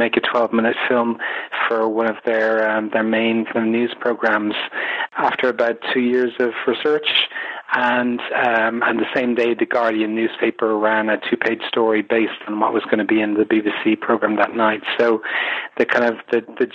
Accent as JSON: {"language": "English", "country": "Ireland", "said": "I'm Irish and I come from a Kennedy-loving nation"}